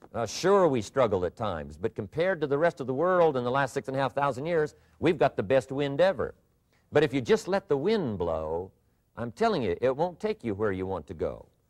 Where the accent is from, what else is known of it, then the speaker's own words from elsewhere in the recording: southwestern Idaho, United States; moved away; I grew up in Idaho, farm country. Uh, my father still lives on the old homestead where I grew up, southwestern Idaho.